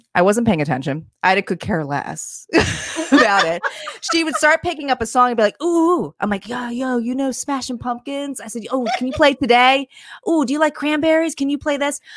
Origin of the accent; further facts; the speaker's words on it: New Jersey, United States; also born or lived in New York; I had come from New York and moved back to New Jersey